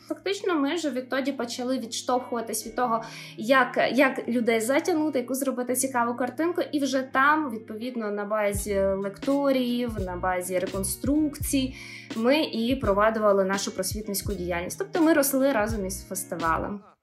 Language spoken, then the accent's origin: Ukrainian; Boyarka, Kyiv Oblast, Ukraine; люди з мого рідного міста